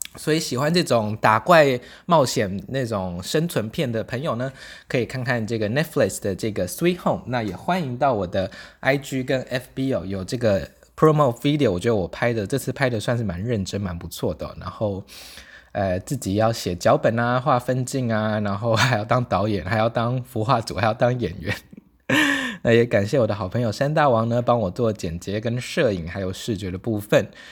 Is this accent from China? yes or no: no; Taitung, Taitung County, Taiwan; moved away; 我现在人在台东老家